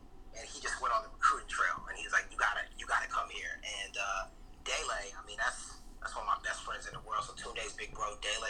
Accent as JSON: {"language": "English", "town": "New York City", "region": "New York", "country": "United States", "tie": "born or raised there", "also_born_or_lived": "Palo Alto, California / Portland", "moved": "as an adult", "lives_now": "Los Angeles, United States", "said": "Grew up in Harlem, grew up in the Bronx, so all uptown. Then I moved to Cali when I was 18. Went to Stanford for undergrad."}